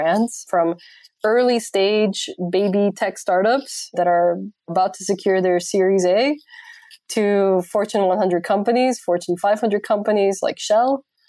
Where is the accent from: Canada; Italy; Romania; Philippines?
Romania; Transylvania; English is a second language; I do not bite, even though I am from Transylvania.